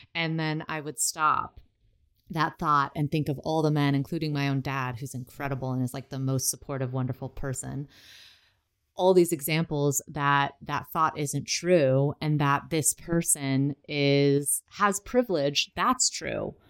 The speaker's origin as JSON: {"language": "English", "country": "United States", "tie": "born or raised there", "said": "I grew up in America where my only family was my mom, my dad, and my sister."}